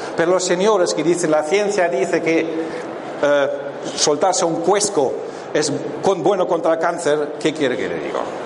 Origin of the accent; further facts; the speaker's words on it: Germany; yo vengo de Alemania